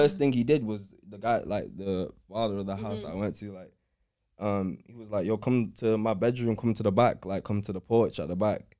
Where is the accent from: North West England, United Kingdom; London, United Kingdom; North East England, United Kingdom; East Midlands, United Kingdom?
North West England, United Kingdom; Manchester; growing up in Cheam Hill